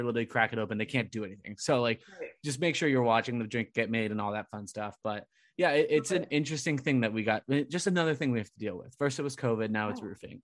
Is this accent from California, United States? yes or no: yes; Southern California, United States; moved away as an adult; also born or lived in Providence / Woburn; now in Somerville, United States; growing up in Southern California